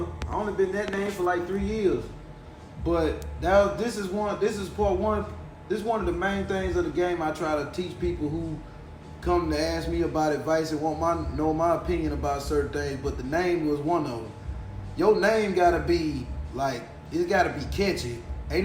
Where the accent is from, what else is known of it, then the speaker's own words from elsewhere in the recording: Haynesville, Louisiana, United States; now in Houston, United States; I was born and raised in Louisiana, and I repped that in every song